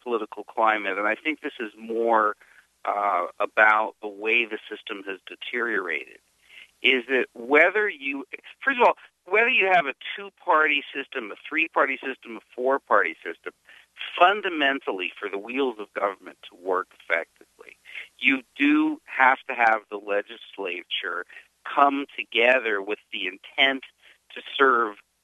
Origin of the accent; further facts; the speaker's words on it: Canada; now in New Jersey, United States; I'm an American citizen now, and I have been for a number of years, but I grew up in Canada